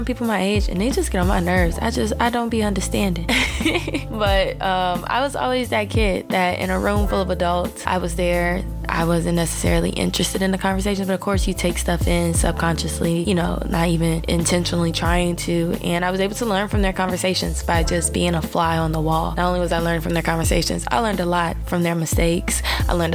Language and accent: English; Chicago, Illinois, United States; now in Kansas, United States; I am from Chicago